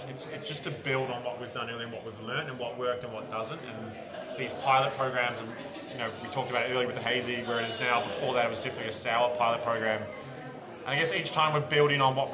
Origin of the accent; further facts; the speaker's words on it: New Zealand; now in Australia; I'm a Kiwi